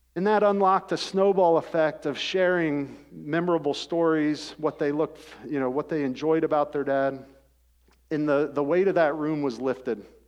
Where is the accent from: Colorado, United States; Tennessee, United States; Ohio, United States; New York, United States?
Ohio, United States; Rockford; I grew up in Rockford, Ohio.